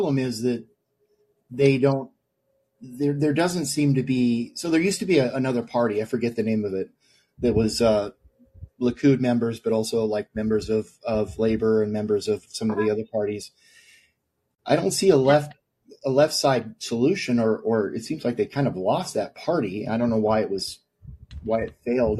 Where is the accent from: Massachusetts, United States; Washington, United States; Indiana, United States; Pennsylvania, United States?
Washington, United States; Seattle; I'm from Seattle